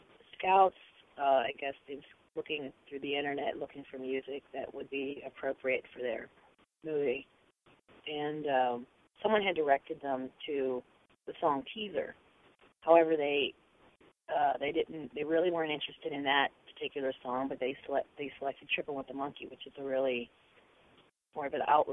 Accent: Pittsburgh, Pennsylvania, United States; I grew up in Pittsburgh, but I've worked her whole life in L.A. and New York

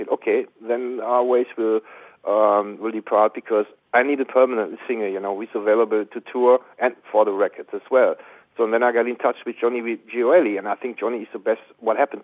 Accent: Bochum, North Rhine-Westphalia, Germany; I'm from West Germany

